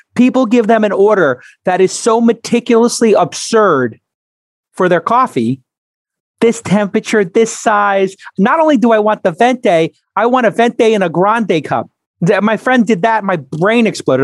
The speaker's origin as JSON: {"language": "English", "town": "New York City", "region": "New York", "country": "United States", "tie": "born or raised there", "said": "I grew up in Brooklyn"}